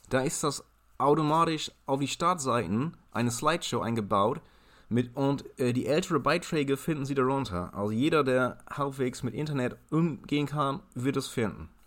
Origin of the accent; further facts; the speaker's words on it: Ireland; also born or lived in Germany; Ja, ich bin in Deutschland geboren, aber in Irland mit Ray Garvey zur Schule gegangen.